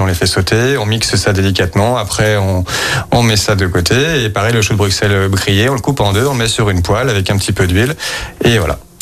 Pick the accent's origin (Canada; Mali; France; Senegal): France; Lyon, Auvergne-Rhône-Alpes; Je suis lyonnais